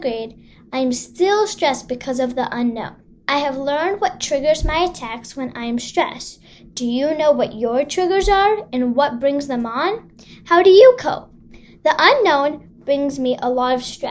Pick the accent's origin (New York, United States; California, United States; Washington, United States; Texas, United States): California, United States; Los Angeles; I'm from Los Angeles, and I'm 10 years old.